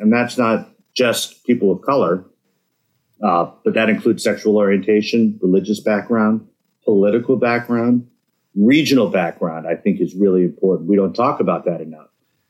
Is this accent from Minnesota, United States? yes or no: yes; Minnesota, United States; growing up in Minnesota. We have this reputation for Minnesota nice, which I think means that we have good manners. And people are fairly polite here.